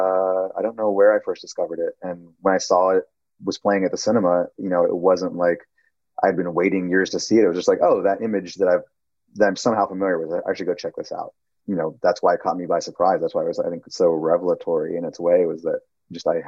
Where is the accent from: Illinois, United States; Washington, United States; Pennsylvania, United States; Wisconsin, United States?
Wisconsin, United States; Milwaukee; moved away; I grew up in Milwaukee, Wisconsin